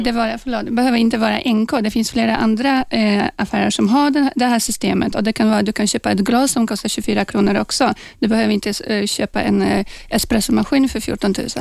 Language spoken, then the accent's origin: Swedish; Poland; now in Sweden; jag kommer då från Polen eh, från början